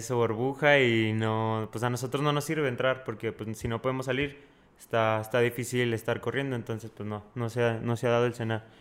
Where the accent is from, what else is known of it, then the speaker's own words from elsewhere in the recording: Fresnillo, Zacatecas, Mexico; also born or lived in Sonora / Mexico City; now in Toluca, Mexico; Ahorita estoy en Toluca, pero soy de Fresnillo y estudio en Sonora